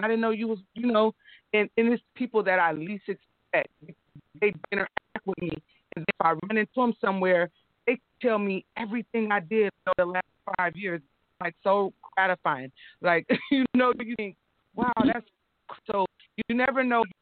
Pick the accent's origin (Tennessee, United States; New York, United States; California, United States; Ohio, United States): California, United States; Sacramento; I'm from south side. I'm from Meadowview. I went to city